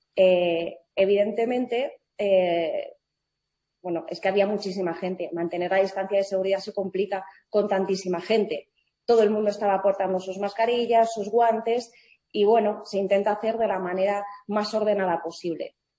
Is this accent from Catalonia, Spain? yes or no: no; Madrid, Community of Madrid, Spain; mi madre es escocesa y mi padre es cubano, yo nací en Madrid, yo me siento más española que nadie